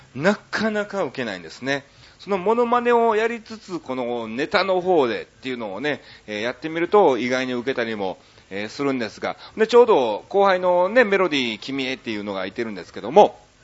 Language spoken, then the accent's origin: Japanese; Osaka, Japan; もともと出身も大阪市内で、僕の横の区なんですよね